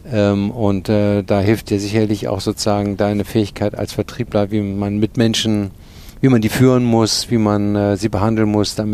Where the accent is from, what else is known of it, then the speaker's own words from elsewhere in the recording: Cologne, North Rhine-Westphalia, Germany; ich bin auch in Köln groß geworden